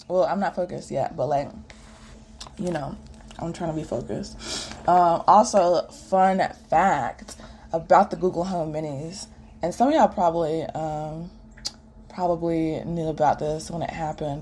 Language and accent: English; Greensboro, North Carolina, United States; now in Atlanta, United States; I was working from home in my hometown, Greensboro